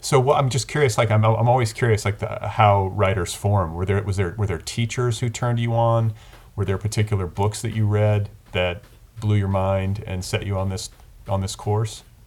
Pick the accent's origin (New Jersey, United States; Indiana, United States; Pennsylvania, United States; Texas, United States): Indiana, United States; growing up in Indiana.